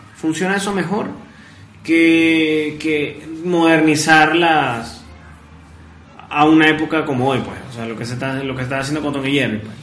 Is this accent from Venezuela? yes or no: yes; Venezuela; crecimos nosotros, básicamente, bueno, en Venezuela